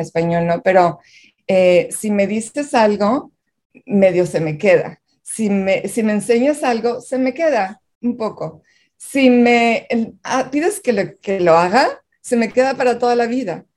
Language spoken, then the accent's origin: Spanish; Monterrey, Nuevo León, Mexico; moved away as an adult; now in United States; Yo nací y crecí en Monterrey